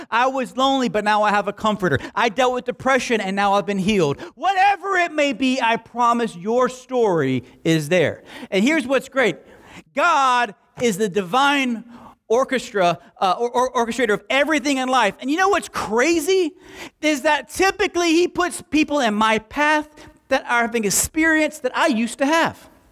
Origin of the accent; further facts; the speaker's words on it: Alabama, United States; moved away as an adult; also born or lived in Southwest Florida; I was from Alabama